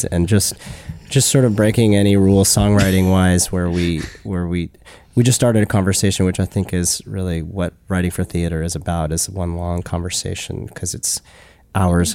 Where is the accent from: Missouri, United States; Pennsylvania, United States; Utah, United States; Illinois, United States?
Utah, United States; moved away as an adult; now in New York, United States; I grew up in Utah, you know, Jewish